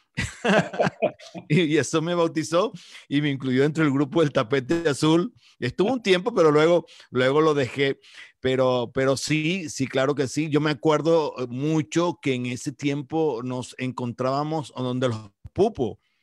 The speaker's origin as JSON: {"language": "Spanish", "country": "Colombia", "moved": "as an adult", "lives_now": "Calgary, Canada", "said": "me costó mucho trabajo fue salir de Colombia no salí de Colombia por mi voluntad"}